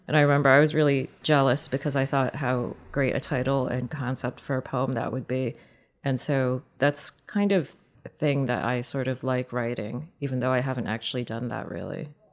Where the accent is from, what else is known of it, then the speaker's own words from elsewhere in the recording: United States; I'm an American woman